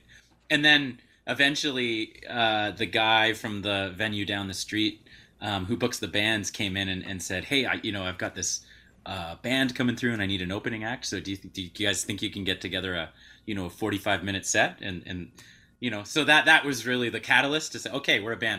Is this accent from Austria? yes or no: no; Southern Ontario, Canada; now in Fernie, Canada; I'm hail from Southern Ontario originally